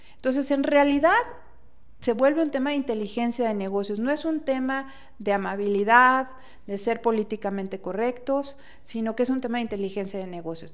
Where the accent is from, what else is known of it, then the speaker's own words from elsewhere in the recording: Mexico; como mexicanos